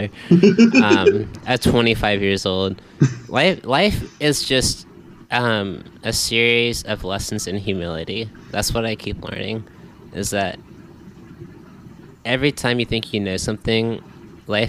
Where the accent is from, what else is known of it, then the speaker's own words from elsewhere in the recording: West Virginia, United States; moved away; I'm from West Virginia